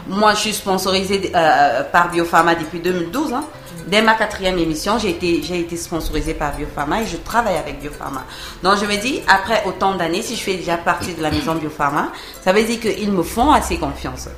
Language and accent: French; Cameroon; ici chez nous au Cameroun